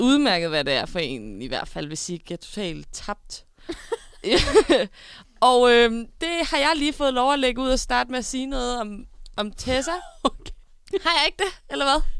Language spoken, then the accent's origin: Danish; Denmark; det var langt ud på landet, der hvor jeg kommer fra